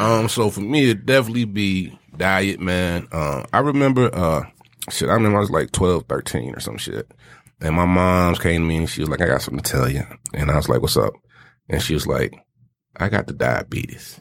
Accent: the South, United States; I'm from the South

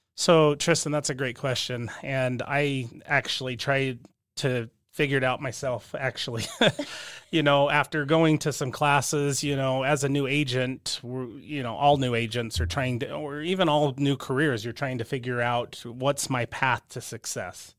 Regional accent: southern Utah, United States; also born or lived in California; grew up in a small southern Utah town, and then moved up here, you know, for high school

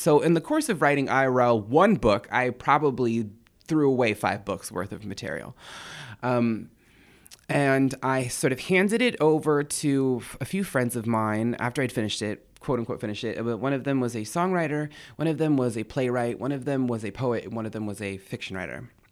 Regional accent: an Indian reservation east of San Diego, California, United States; I'm from an Indian reservation. It's, um, east of San Diego, about forty miles east of San Diego, in the cut. There's nothing there.

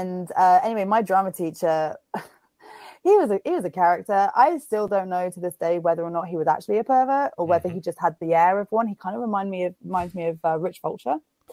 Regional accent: England, United Kingdom; Being that I am from England and whatnot.

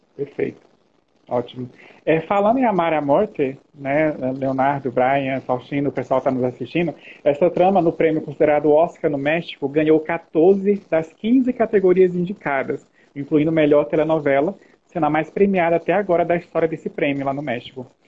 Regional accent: Brazil; Nós somos aqui do Brasil

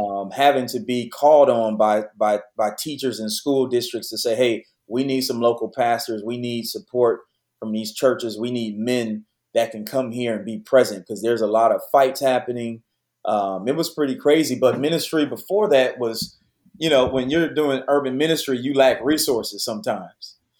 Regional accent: Detroit, Michigan, United States; moved away as an adult; now in Houston, United States; I was born and raised in Detroit, so I'm a PK.

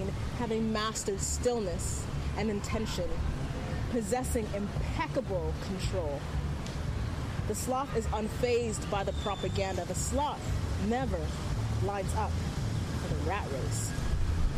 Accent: Antigonish, Nova Scotia, Canada; now in Toronto, Canada; I just moved to Toronto, like, several years ago from Antigonish, Nova Scotia

